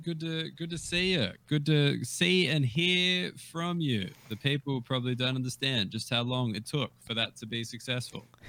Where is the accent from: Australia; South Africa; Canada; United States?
Australia; I was Australian and I wasn't from there